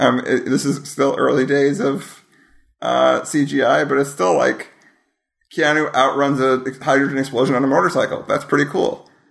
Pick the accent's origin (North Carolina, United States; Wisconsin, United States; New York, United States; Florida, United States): Wisconsin, United States; I am from Wisconsin.